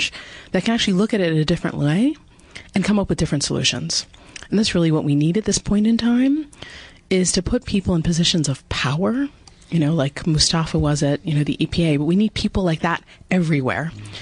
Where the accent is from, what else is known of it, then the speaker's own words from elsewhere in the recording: New Jersey, United States; moved away as an adult; also born or lived in Vermont; I grew up in New Jersey, so a Garden Stater